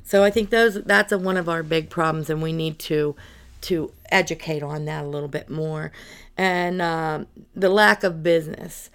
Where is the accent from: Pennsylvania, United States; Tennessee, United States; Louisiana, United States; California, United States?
Pennsylvania, United States; North Buffalo Township; I was born and raised in North Buffalo. Township, uh, Armstrong County